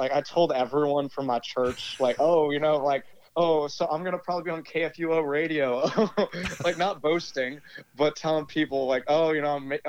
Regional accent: Metairie, Louisiana, United States; also born or lived in Fort Worth, Texas

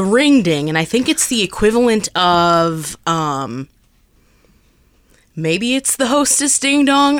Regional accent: East Coast, United States; now in Midwest, United States; I was born on the East Coast

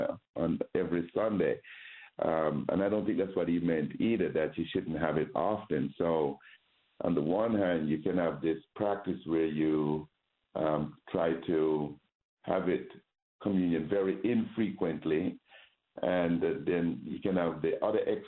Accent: Jamaica; moved away; I grew up Roman Catholic in Jamaica

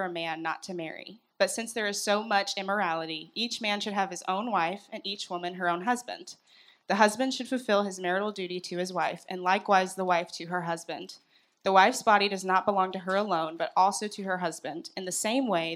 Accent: Duncan, Oklahoma, United States; moved away; I'm from Duncan

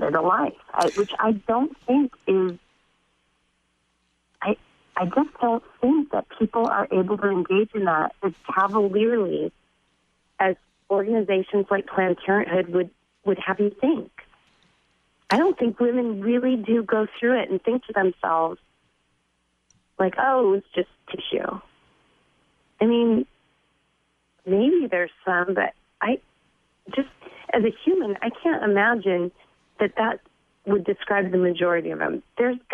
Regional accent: California, United States; I was raised in California

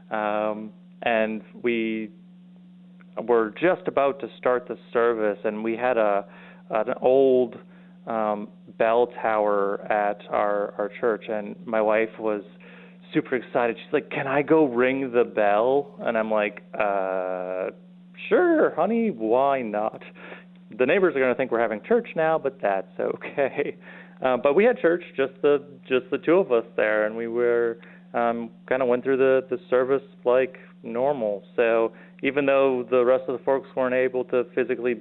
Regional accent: Wisconsin, United States; moved away; also born or lived in South Dakota; I'm born and raised in Wisconsin.

